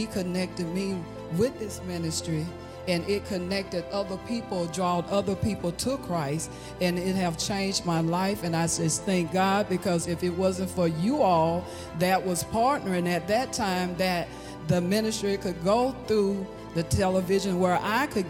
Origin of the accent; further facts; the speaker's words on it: Hattiesburg, Mississippi, United States; I'm from Hattiesburg, Mississippi.